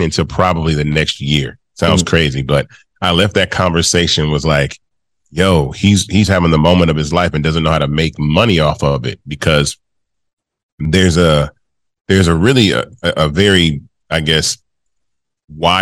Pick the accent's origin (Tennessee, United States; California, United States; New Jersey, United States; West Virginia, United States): Tennessee, United States; Memphis; this kid from Memphis, Tennessee, my hometown I was born